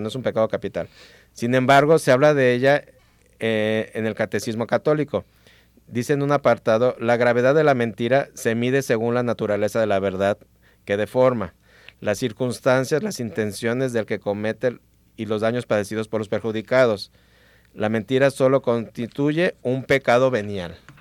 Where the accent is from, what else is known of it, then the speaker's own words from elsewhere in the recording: Mexico; aquí como mexicanos